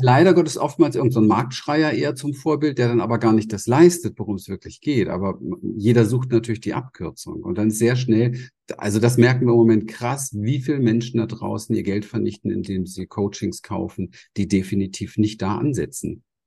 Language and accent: German; Berlin, Germany; moved away; also born or lived in Pacific coast; ich komme aus der Gosse in Berlin. Ja, ich habe im Hinterhof gespielt. Ich habe nichts gehabt, bin in einem traumatischen Feld groß geworden